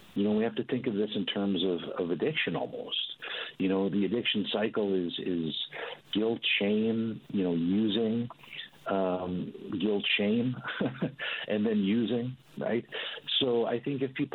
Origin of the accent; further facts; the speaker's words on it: Newfoundland and Labrador, Canada; also born or lived in St. John's; now in British Columbia, Canada; growing up in Newfoundland